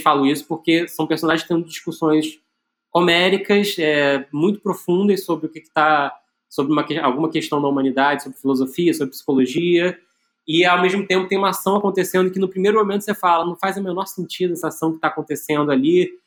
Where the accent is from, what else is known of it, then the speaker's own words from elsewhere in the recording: Brazil; como brasileiro aqui